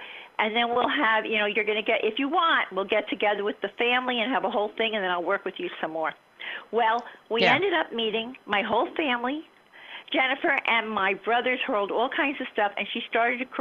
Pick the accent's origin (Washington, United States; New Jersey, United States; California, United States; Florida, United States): Florida, United States; Miami; I grew up in Miami.